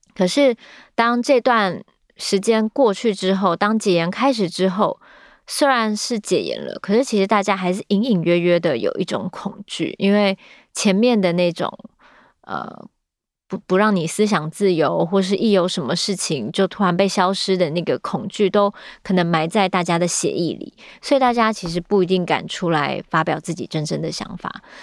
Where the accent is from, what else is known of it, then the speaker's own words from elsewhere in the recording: Taiwan; 但是我们自己生长在这里